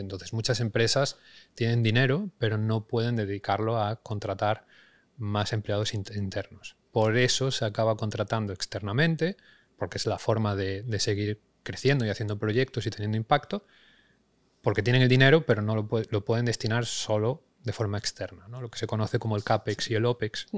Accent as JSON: {"language": "Spanish", "region": "Galicia", "country": "Spain", "tie": "born or raised there", "also_born_or_lived": "Madrid", "moved": "yes", "lives_now": "Barcelona, Spain", "said": "nacido en Galicia, aunque ahora fincado en Barcelona, aunque antes de esto he pasado 10 años en Madrid"}